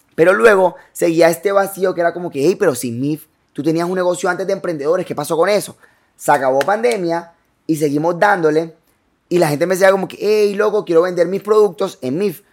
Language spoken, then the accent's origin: Spanish; Cartagena, Bolívar, Colombia; also born or lived in San Pablo, Bolívar / Canaletal; now in Barranquilla, Colombia; Me crió gran parte en Cartagena y luego llego a Barranquilla.